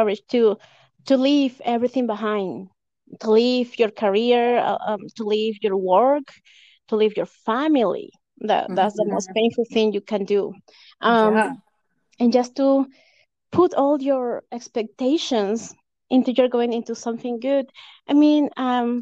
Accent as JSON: {"language": "English", "region": "Lima", "country": "Peru", "tie": "born or raised there", "also_born_or_lived": "Canada", "first_language": "Spanish", "second_language": "English", "moved": "as an adult", "lives_now": "United States", "said": "I was born in Lima, Peru, in 1987."}